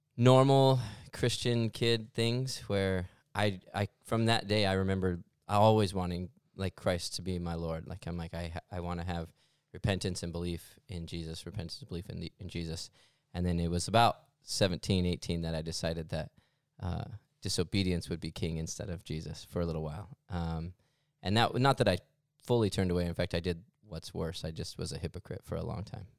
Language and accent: English; Mesa, Arizona, United States; I am born and raised here in Mesa, Arizona